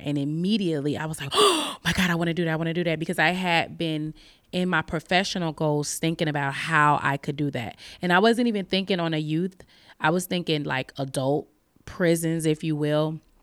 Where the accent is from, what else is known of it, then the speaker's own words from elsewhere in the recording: Chicago, Illinois, United States; also born or lived in Albany, Oregon; now in Oregon, United States; I am originally from Chicago. I'm from the west side of Chicago, inner city